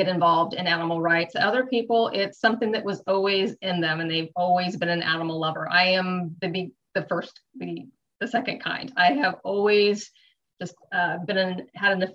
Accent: Sierra foothills of California, United States; I grew up in the Sierra foothills of California. And on a little farm.

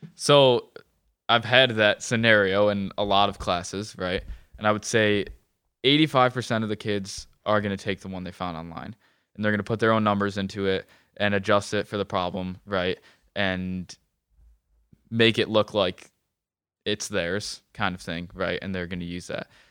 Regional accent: Webster, United States; I grew up in Webster

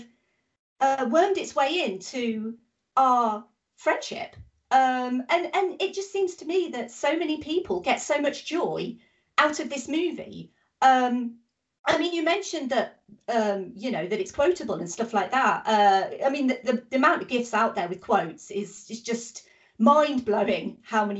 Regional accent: United Kingdom; I'm British.

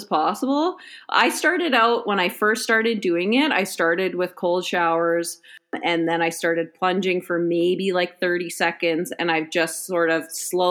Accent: Canada

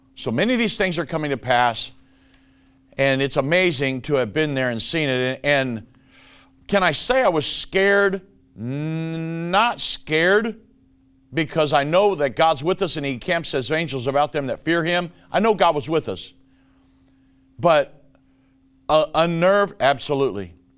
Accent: United States; I was born and raised in the United States

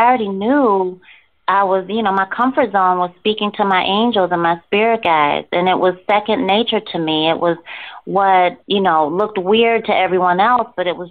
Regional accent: Rochester, New York, United States; moved away as an adult; also born or lived in Virginia; I'm originally from Rochester, New York

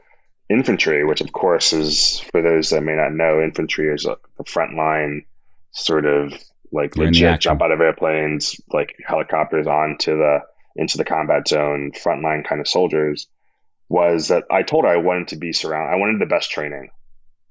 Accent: New York City, New York, United States; also born or lived in Queens; I grew up in Section 8 housing in Harlem, like on welfare.

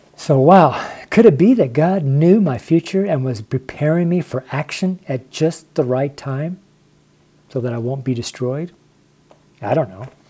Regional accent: Reno, Nevada, United States; I'm from Reno, Nevada

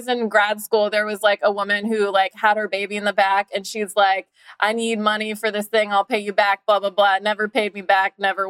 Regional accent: Utah, United States; I grew up in Utah. I would go to sleepovers. They would make me go to Mormon church the next morning.

